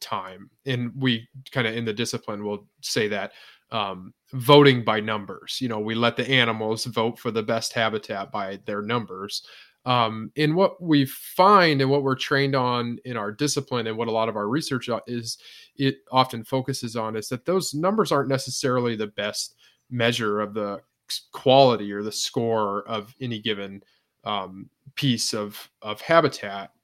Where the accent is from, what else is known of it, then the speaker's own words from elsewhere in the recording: northwestern Indiana, United States; moved away as an adult; also born or lived in Ohio / South Dakota; now in Iowa, United States; I grew up in Indiana